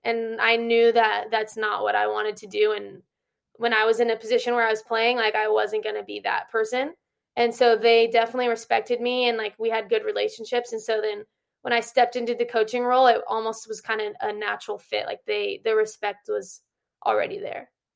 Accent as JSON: {"language": "English", "area": "Orange County", "region": "California", "country": "United States", "also_born_or_lived": "Utah / New Mexico", "moved": "as an adult", "lives_now": "Riverside, United States", "said": "I'm from Orange County, and I missed home."}